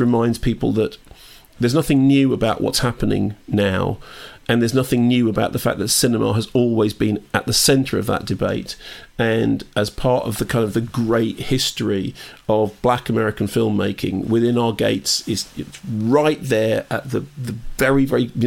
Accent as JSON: {"language": "English", "region": "London", "country": "United Kingdom", "tie": "born or raised there", "said": "I grew up in Finchley"}